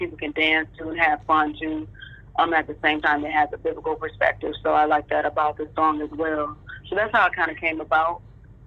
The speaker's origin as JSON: {"language": "English", "region": "Michigan", "country": "United States", "tie": "born or raised there", "said": "I grew up in Michigan"}